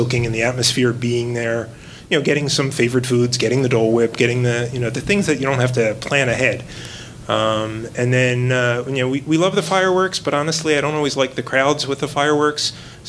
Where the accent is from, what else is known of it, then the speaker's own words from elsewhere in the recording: New Jersey, United States; I'm from New Jersey.